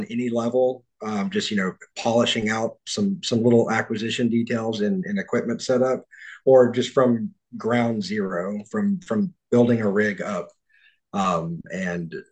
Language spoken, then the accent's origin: English; Texas, United States; I'm from yeah, I'm from Texas.